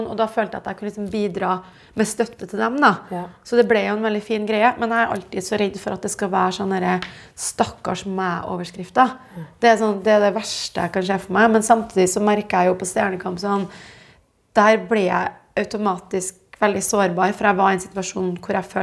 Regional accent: Jessheim, Akershus, Norway; jeg er fra Jessheim, men jeg har aldri klart å bli gatebilbaby.

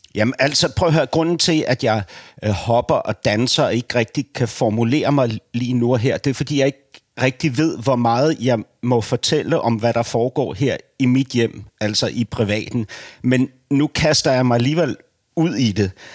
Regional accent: Denmark; jeg som dansker

